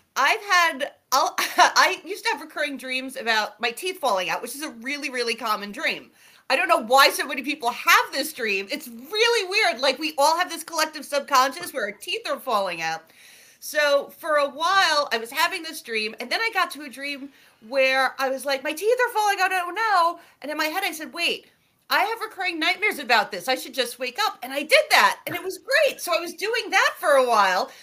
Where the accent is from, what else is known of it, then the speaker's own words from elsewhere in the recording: New York City, New York, United States; I grew up in near Coney Island in Brooklyn